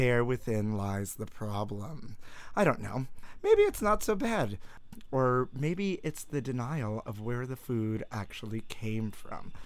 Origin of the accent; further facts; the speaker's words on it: New York City, New York, United States; I grew up in Brooklyn.